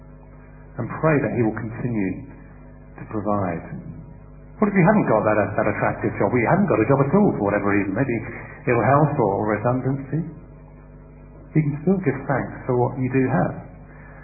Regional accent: United Kingdom; as British people

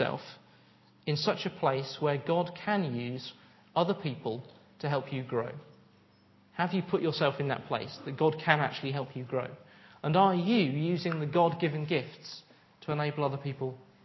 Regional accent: United Kingdom; we're British

